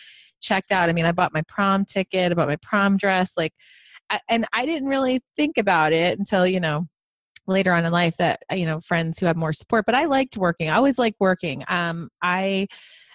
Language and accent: English; Long Island, New York, United States; I grew up in a HUD house. So we were in low income housing on Long Island